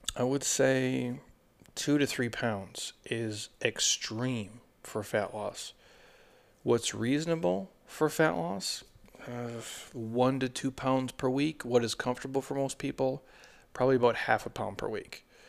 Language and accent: English; Minnesota, United States; I'm from Minnesota